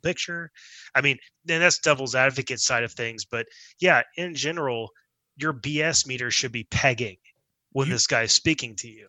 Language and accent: English; Dallas, Texas, United States; also born or lived in Houston, Texas; born in Houston and moved to Dallas when I was like three.